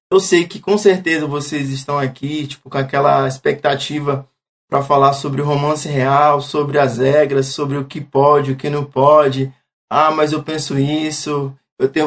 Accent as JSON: {"language": "Portuguese", "town": "Santarém", "region": "Pará", "country": "Brazil", "tie": "born or raised there", "also_born_or_lived": "Itaituba", "said": "já maiorzinho, já voltei para Santarém, né? Que é uma cidadezinha próxima de onde eu tinha nasci, onde eu nasci. E era Itaituba, no caso, voltei para Santarém. Então, eu peguei um pouco de cada canto, assim."}